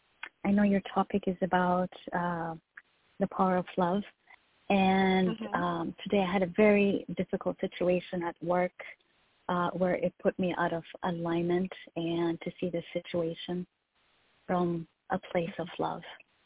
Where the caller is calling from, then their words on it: Texas, United States; I'm calling from Texas.